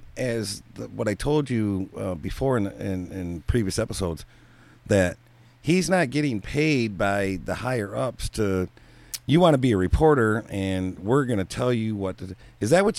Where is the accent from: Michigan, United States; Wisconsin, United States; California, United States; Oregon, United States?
Michigan, United States; Detroit; Born and raised in Detroit.